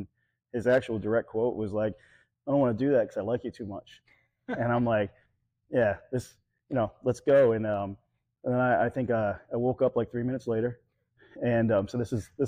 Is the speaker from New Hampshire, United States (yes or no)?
yes; New Hampshire, United States; moved away; also born or lived in Ohio; I grew up in New Hampshire, and the only thing local was Taekwondo